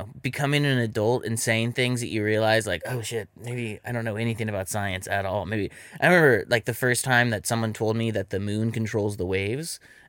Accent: Sacramento, California, United States; also born or lived in Los Angeles; Sacramento, L.A. and Sacramento.

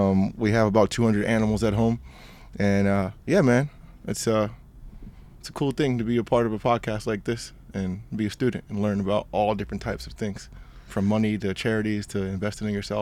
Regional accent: Rhode Island, United States; now in California, United States; I'm from Rhode Island, the smallest state in the United States.

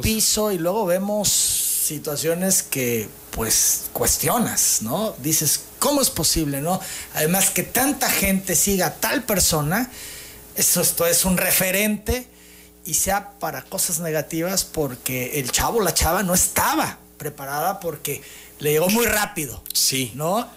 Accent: Tabasco, Mexico; me enorgullezco como tabasqueño

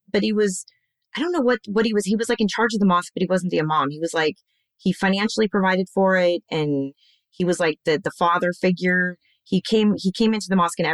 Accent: United States; As an American, I know because I had belonged to a group of converts

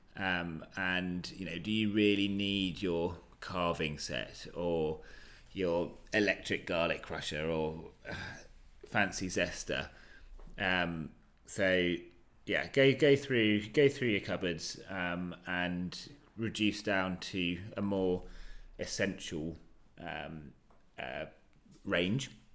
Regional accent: United Kingdom; I'm British

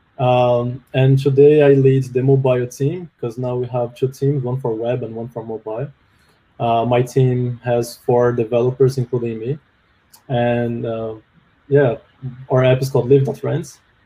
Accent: Brazil; English is a second language; moved away as an adult; also born or lived in Canada; now in Vancouver, Canada

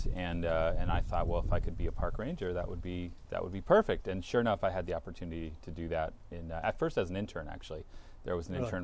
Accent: Hayward, California, United States; moved away as an adult; now in Santa Barbara, United States; So I was born and raised in the San Francisco Bay Area.

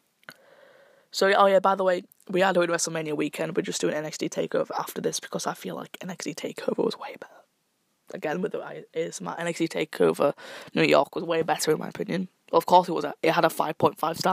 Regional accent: United Kingdom; I'm British.

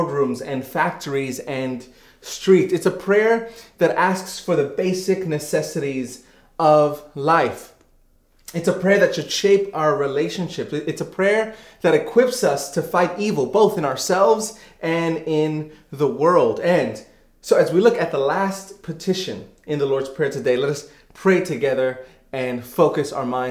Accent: New York City, New York, United States; moved away; I grew up in New York City

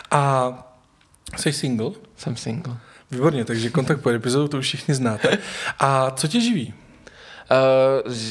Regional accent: Velký Osek, Central Bohemian Region, Czechia; moved away as an adult; now in Prague, Czech Republic; jsem z vesnice kousek od Poděbrát a Velký Osek. Velký osek.

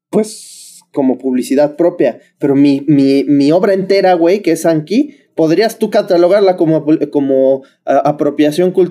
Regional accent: Mexico; Sí, soy mexicano.

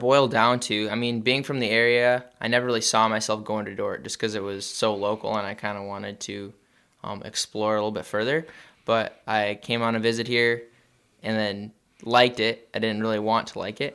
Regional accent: George, Iowa, United States; moved away; I'm from George, but yeah, we're co-op with George Little Rock.

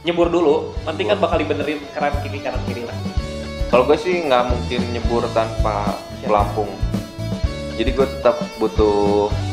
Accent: Java, Indonesia; gue Jawa gue sih adat Jawa cuman gue Jawa tidak terlalu banyak ribet

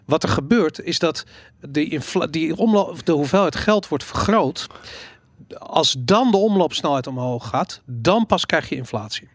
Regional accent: Amsterdam, North Holland, Netherlands; ik ben opgegroeid in Amsterdam in de jaren tachtig.

